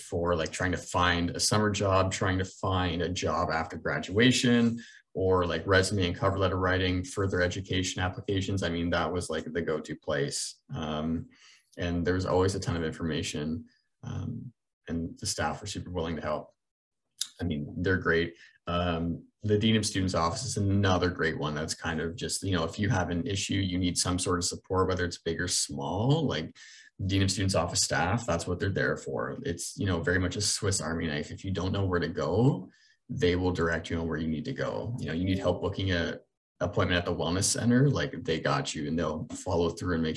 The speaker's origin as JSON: {"language": "English", "town": "Brantford", "region": "Ontario", "country": "Canada", "said": "I'm from Brantford"}